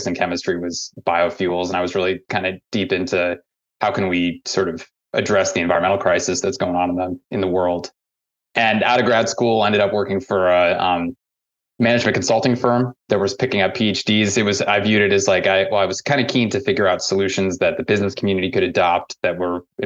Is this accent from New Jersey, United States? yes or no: no; St. Louis, Missouri, United States; moved away as an adult; now in Vermont, United States; I grew up in St. Louis, Missouri.